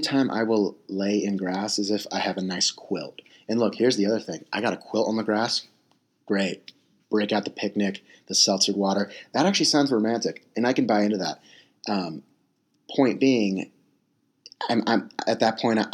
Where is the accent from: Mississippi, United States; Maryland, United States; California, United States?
California, United States; San Diego; I'm from San Diego, California